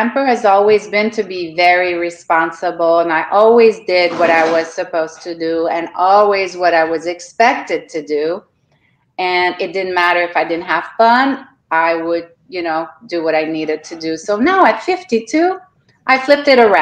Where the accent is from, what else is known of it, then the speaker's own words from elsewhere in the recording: Canada; moved away as an adult; now in Florida, United States; I'm from Canada